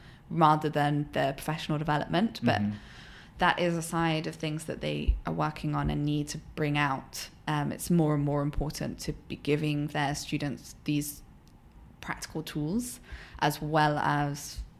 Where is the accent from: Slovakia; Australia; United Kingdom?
United Kingdom; moved away as an adult; now in United States; I'm British.